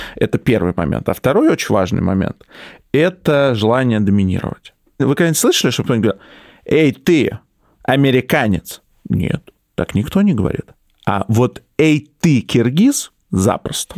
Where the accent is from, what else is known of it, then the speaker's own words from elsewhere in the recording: Moscow, Russia; В Москве в 90-е, когда я рос, было жестко